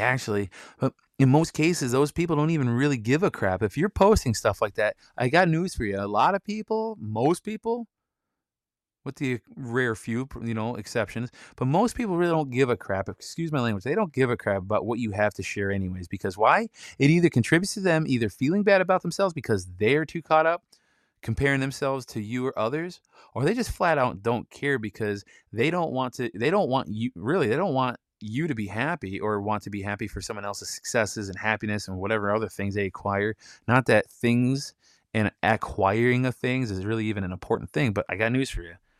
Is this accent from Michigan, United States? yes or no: yes; Michigan, United States; I'm from Michigan